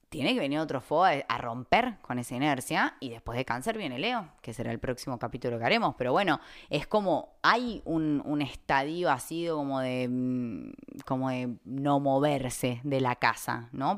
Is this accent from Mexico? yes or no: no; Argentina; las tres somos argentinas